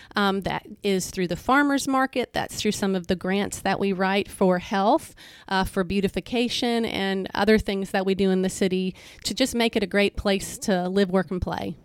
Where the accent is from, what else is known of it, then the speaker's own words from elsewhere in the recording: Florida, United States; moved away as an adult; also born or lived in Memphis, Tennessee / Nashville area, Tennessee; now in Hernando, United States; I'm originally from Florida.